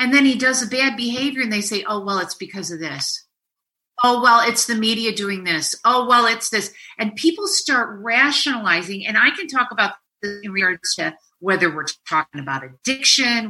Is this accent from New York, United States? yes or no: yes; New York, United States; I'm a New Yorker.